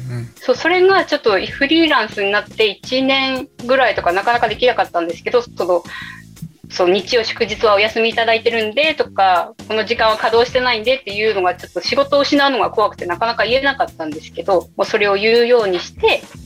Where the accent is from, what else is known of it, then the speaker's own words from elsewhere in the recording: Matsumoto, Nagano, Japan; moved away; 松本城って私の地元なんですね私長野県出身